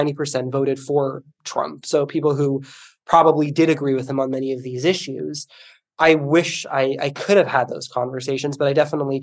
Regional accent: Miami, Florida, United States; moved away as an adult; also born or lived in Bay Area, California / rural Idaho; I grew up in Miami and then moved to the Bay Area

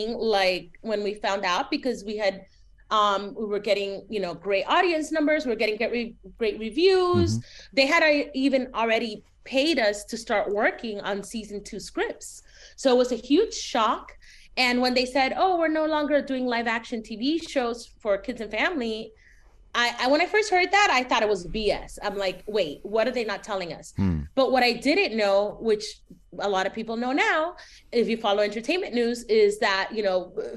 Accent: Miami, Florida, United States; moved away as an adult; also born or lived in San Francisco Bay Area / Chicago / Los Angeles; I grew up in Miami and then I go to the Bay Area

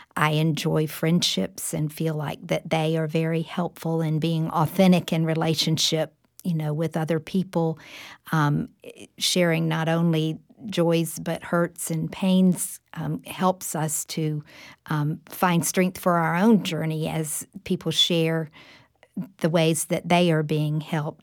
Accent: Jacksonville, Florida, United States; moved away as an adult; now in Tallahassee, United States; I grew up in the church in Jacksonville, Florida, Riverside Baptist Church

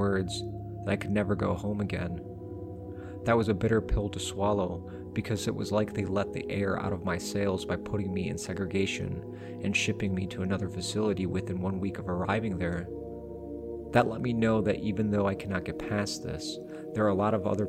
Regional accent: near Pinckneyville, Illinois, United States; I was sent to Pinckneyville Correctional Center, which is very close to my hometown

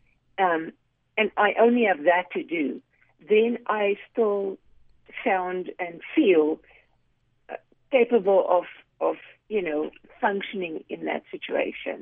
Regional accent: South Africa; now in United States; I grew up in South Africa

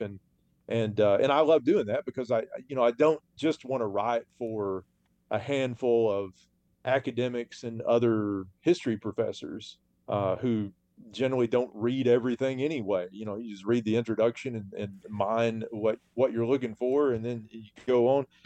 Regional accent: Arkansas Ozarks, United States; those of us in the Arkansas Ozarks

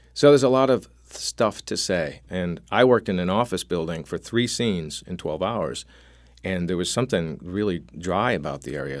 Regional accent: Syracuse, New York, United States; I grew up in Syracuse, New York, next to Hutchings Psychiatric Institute

